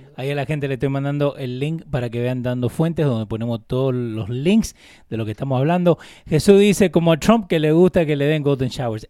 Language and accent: Spanish; Maipú, Mendoza, Argentina; moved away; Yo soy de Maipú, Mendoza, República Argentina. No soy de Buenos Aires.